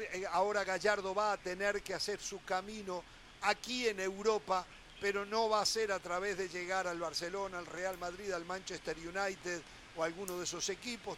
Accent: Uruguay; en mi país

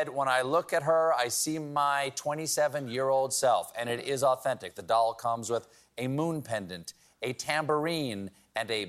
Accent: South Carolina, United States; I'm from South Carolina, and I love the accent.

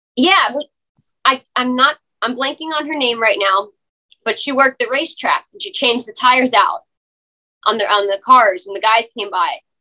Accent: Beaufort, South Carolina, United States; I'm from Beaufort, Hilton Head Island area, South Carolina.

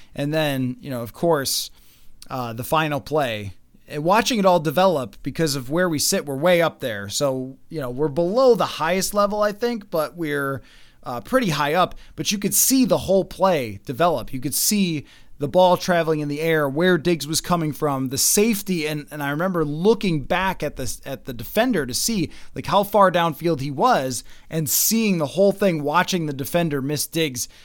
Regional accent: Buffalo, New York, United States; moved away; Buffalo, obviously. um, 'cause it's my hometown

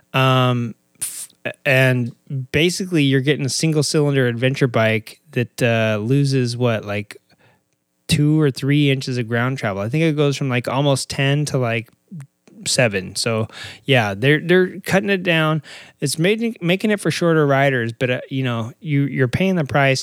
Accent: Arkansas, United States; moved away; I am originally from Arkansas

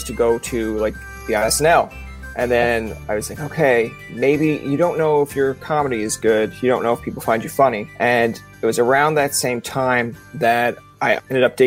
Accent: Newfoundland and Labrador, Canada; now in Ottawa, Canada; I'm from the East Coast.

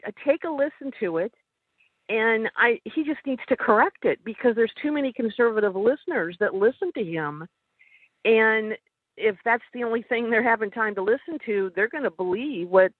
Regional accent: Chicago, Illinois, United States; moved away; I lived in Illinois and I come from Chicago.

